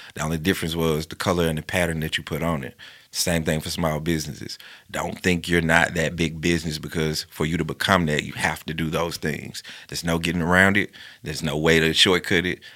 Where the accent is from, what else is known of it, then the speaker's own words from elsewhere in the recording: Bessemer, Alabama, United States; born and raised in Bessemer, Alabama